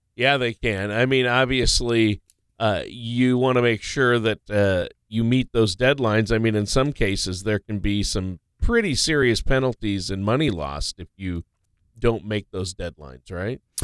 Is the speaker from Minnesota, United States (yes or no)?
yes; Minnesota, United States; I grew up in Minnesota